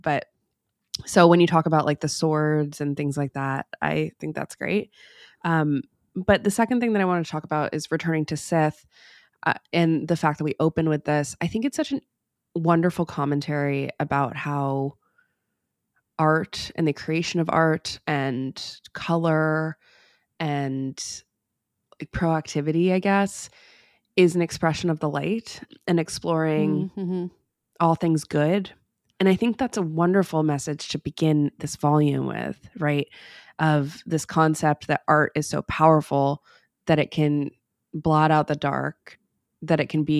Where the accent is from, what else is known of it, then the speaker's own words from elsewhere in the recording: United States; to me as an American, it's very fun, it's very colorful.